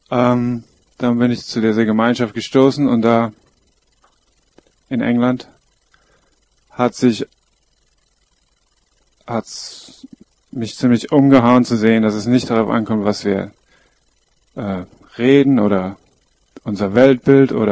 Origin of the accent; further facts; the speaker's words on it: Koblenz, Rhineland-Palatinate, Germany; bin in Koblenz am Rhein aufgewachsen, bin seit 15 Jahren Teil der Lebensgemeinschaft, die früher Bruderhof hieß